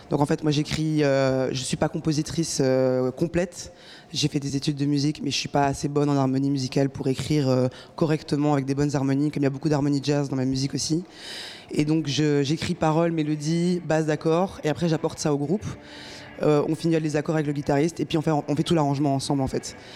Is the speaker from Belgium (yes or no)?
yes; Brussels, Brussels-Capital Region, Belgium; Je suis bruxelloise et très fière de l'être.